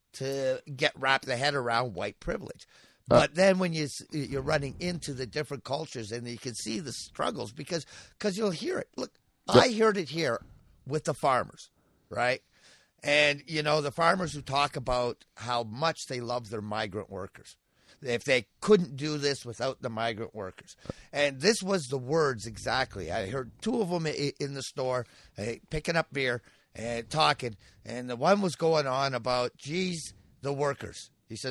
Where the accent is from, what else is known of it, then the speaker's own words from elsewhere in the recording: Riverview, New Brunswick, Canada; moved away; also born or lived in Iqaluit; where I grew up in New Brunswick, there was... I can't remember seeing a single black person where I lived in New Brunswick. In Riverview at the time